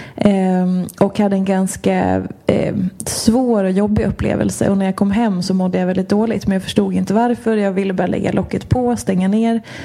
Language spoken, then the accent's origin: Swedish; Hedemora, Dalarna County, Sweden; moved away as an adult; also born or lived in Washington, D.C., United States; now in Stockholm, Sweden; född och uppvuxen i Dalarna, har bott i Stockholm sedan, eh, tvåtusen nio.